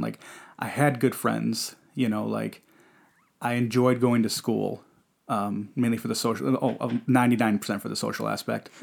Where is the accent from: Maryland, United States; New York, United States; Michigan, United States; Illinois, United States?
Michigan, United States; Detroit; I was born in Detroit, Michigan, uh, Henry Ford Hospital